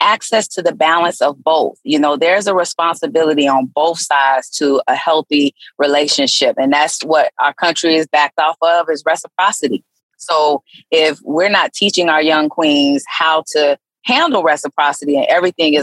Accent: Gainesville, Florida, United States; also born or lived in Ohio / Fort Lauderdale; I was born in Ohio, but raised in Gainesville. So I am a Gator. But I moved to Fort Lauderdale

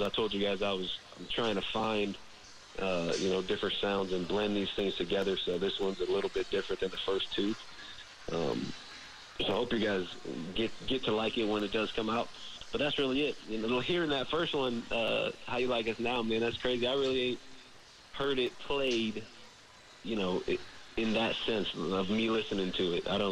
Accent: Nebraska, United States; I grew up in Nebraska

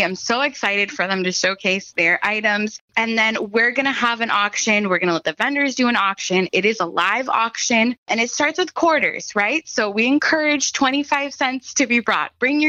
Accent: Miami, Florida, United States; I grew up in Miami, right? I was a teenager here. I know what that's like.

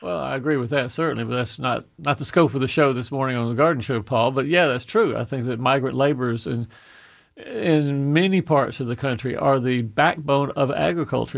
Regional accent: Fayette County, Georgia, United States; that little dinky farm that I grew up on in Fayette County

